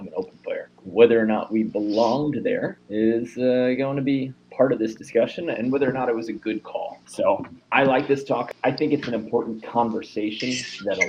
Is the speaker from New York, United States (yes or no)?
yes; New York, United States; born or raised there; moved away